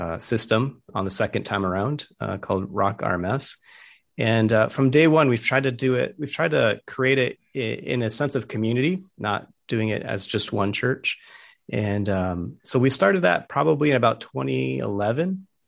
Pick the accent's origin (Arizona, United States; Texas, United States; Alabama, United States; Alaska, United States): Arizona, United States; Tucson; Yes, I was born in Tucson.